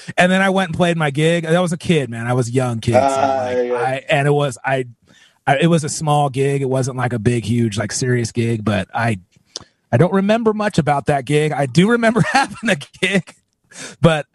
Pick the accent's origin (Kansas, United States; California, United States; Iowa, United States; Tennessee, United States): California, United States; I was born and raised in California